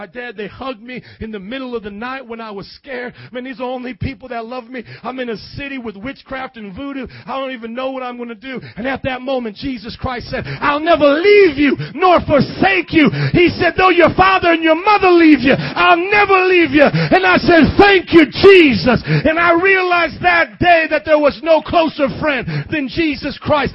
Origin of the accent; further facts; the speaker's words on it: Fort Wayne, Indiana, United States; moved away as an adult; also born or lived in New Orleans, Louisiana; I never lived in the South. I was from Fort Wayne, Indiana